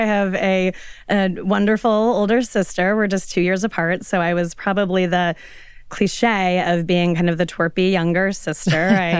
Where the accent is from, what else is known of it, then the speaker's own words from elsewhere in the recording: Colorado, United States; moved away; I grew up in Colorado, and it was many decades ago.